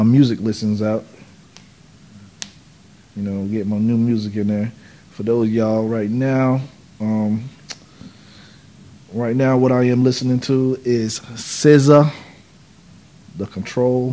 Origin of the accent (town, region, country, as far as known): North Carolina, United States; born or raised there